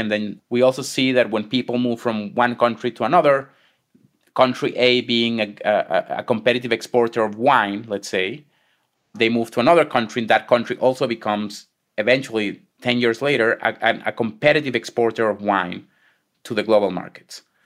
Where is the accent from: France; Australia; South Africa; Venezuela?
Venezuela; moved away as an adult; also born or lived in Israel; now in United States; I was born and raised in Venezuela.